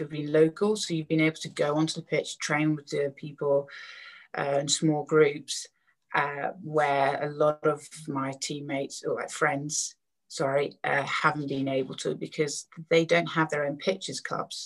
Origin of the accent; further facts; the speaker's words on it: Canterbury, South East England, United Kingdom; Canterbury, it was my hometown, so it was my local, where my local school was, where I lived